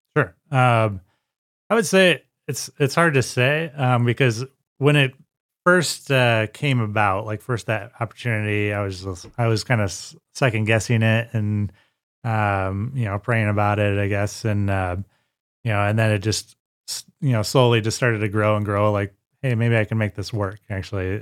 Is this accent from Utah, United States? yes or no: no; Sterling, Illinois, United States; I am uh, born and raised in Sterling, Illinois.